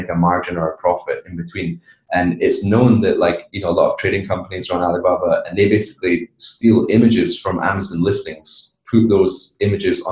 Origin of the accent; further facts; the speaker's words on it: Edinburgh, Scotland, United Kingdom; moved away as an adult; also born or lived in Miami / China; I grew up in Edinburgh, Scotland, from the UK.